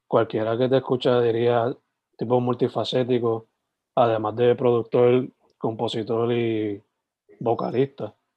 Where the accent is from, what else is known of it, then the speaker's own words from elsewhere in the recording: San Germán, Puerto Rico; yo originalmente pues soy de San Germán